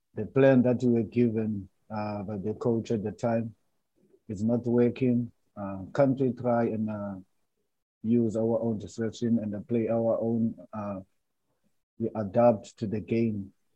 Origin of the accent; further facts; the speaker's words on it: Cape Town, Western Cape, South Africa; also born or lived in Transkei; I'm from Cape Town, and you know us here in Cape Town